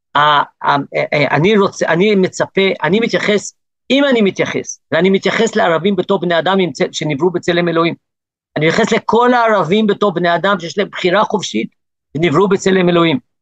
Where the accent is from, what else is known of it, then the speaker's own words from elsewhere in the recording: South Africa; now in Gush Etzion, Israel; נולדתי בדרום אפריקה, עליתי לארץ